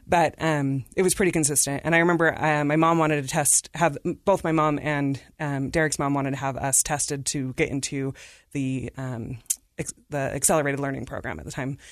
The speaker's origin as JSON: {"language": "English", "area": "Davis County", "region": "Utah", "country": "United States", "tie": "born or raised there", "also_born_or_lived": "India / Salt Lake City, Utah", "said": "we grew up in Davis County"}